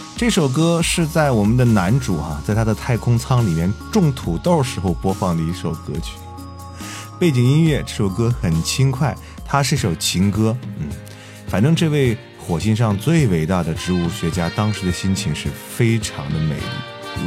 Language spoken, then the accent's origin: Chinese; China; 还是我们中国人在营救中起了多大的作用